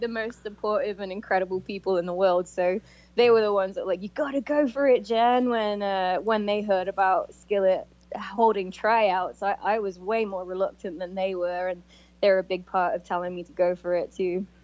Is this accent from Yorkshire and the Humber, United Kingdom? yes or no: no; Coventry, West Midlands, United Kingdom; moved away as an adult; I came from Coventry, England